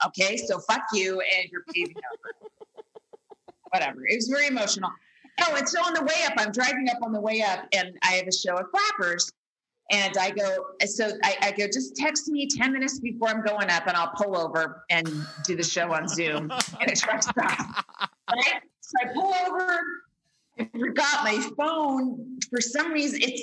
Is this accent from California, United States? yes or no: yes; Bay Area, California, United States; moved away; my hometown